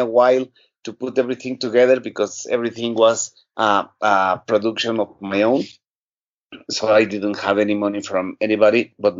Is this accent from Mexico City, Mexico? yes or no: yes; Mexico City, Mexico; I am from Mexico City.